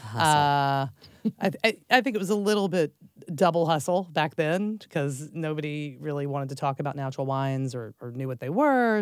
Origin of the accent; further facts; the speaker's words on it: Dallas, Texas, United States; I grew up in Texas and Dallas um, from a very large family.